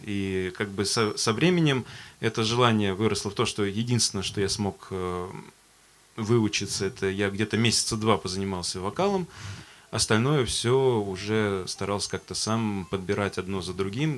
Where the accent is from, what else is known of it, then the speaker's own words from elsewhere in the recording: Astrakhan, Astrakhan Oblast, Russia; мне 30 лет. А, я коренной астраханец.